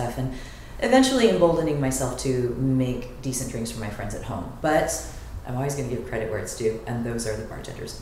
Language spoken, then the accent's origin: English; San Diego, California, United States; now in Los Angeles, United States; I grew up in San Diego, so we're beach kids.